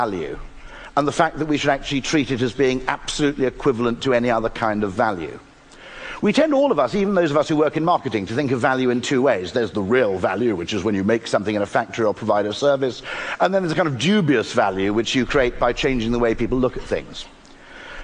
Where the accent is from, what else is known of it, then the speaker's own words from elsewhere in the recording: United Kingdom; I'm British